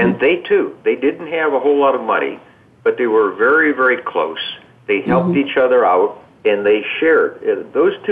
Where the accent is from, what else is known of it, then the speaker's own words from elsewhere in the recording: Midwest, United States; I grew up in the Midwest in very moderate surroundings